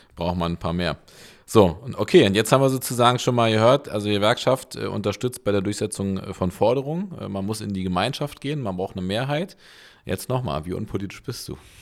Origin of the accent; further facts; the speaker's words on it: Berlin, Germany; bin ja in Köpenick geboren